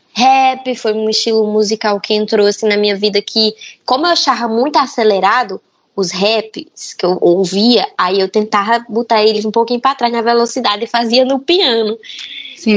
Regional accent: Paraíba, Brazil; also born or lived in Feira de Santana, Bahia; Mas eu fui criada na Paraíba, eu nasci em Feira de Santana. Só que quando eu tinha nove meses, aí eu fui pra Paraíba, pro sertão

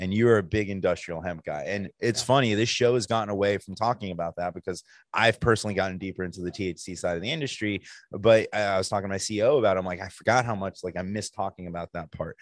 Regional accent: New Jersey, United States; I'm from New Jersey

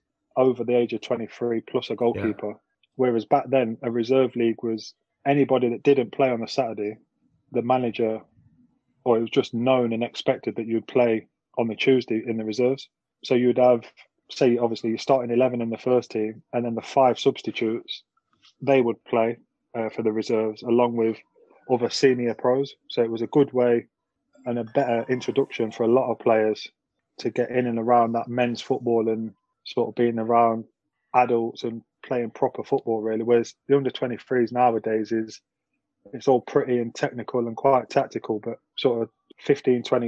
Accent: Nottingham, East Midlands, United Kingdom; growing up in Nottingham, in a city school and area

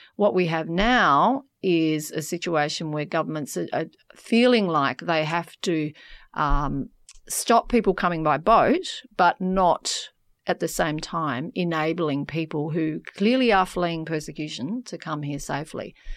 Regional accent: York, Western Australia, Australia; So I grew up in a country town um, in in Western Australia. I grew up in York

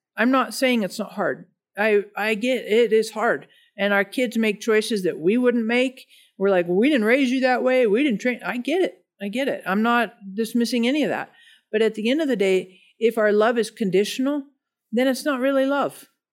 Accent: Denver, Colorado, United States; I'm from Denver, nor-, native Denver person, uh, born and raised

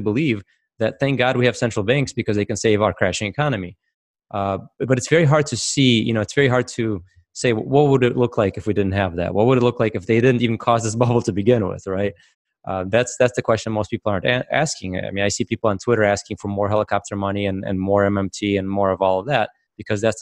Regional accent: Russia; now in United States; I actually come from a communist country. I came from Soviet Russia

